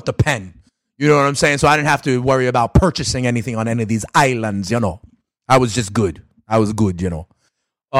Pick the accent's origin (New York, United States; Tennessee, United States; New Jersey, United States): New York, United States; I'm from New York